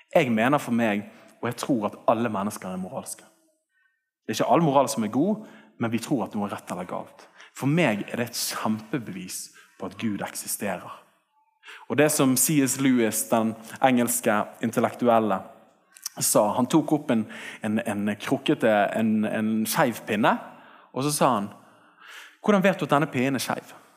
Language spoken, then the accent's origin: Norwegian; Bergen, Vestland, Norway; jeg vokste opp her oppe på Tertnes skole